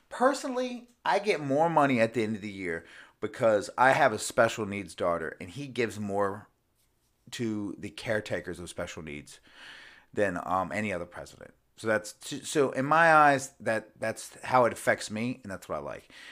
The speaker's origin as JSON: {"language": "English", "country": "United States", "said": "as an American person"}